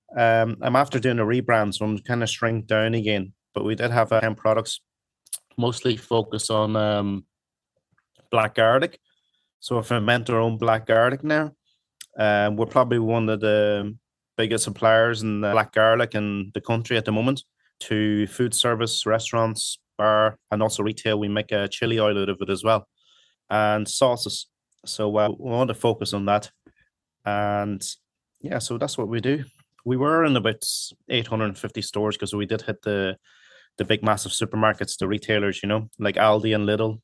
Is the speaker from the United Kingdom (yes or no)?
no; Donegal, Ulster, Ireland; English is a second language; also born or lived in Hong Kong; now in Dublin, Ireland; I came over here to Ireland when I was eight.